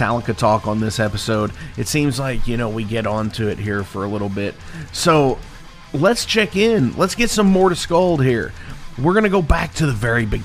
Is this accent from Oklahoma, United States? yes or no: no; Louisville, Kentucky, United States; I'm from Louisville